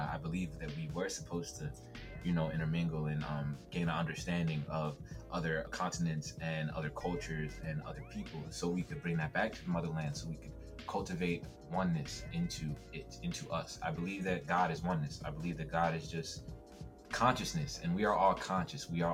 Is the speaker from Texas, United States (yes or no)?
no; Baltimore, Maryland, United States; moved away as an adult; also born or lived in Hackensack, New Jersey / Arkansas; now in Arizona, United States; while I was born in Jersey, I've essentially every school I've went to, my whole family, I've been in Baltimore since I was like 5 or 6 years old. So Baltimore is my home